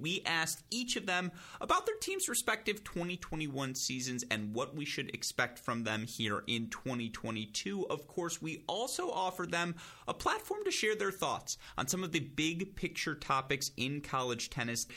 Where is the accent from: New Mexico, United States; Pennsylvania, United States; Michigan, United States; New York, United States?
Michigan, United States; I'm from Michigan. You know, went to the University of Michigan. I'm a Midwest kid through and through